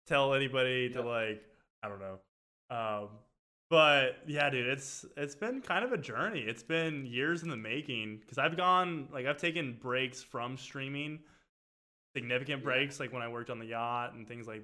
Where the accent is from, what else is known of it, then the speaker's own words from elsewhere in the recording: Puerto Rico; also born or lived in Arizona; I was born in Arizona, raised in Puerto Rico